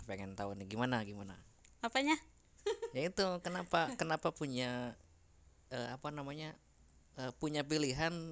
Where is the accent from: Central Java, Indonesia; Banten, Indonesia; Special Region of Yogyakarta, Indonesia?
Central Java, Indonesia; jadi saya orang Jawa Tengah istri orang Jawa Barat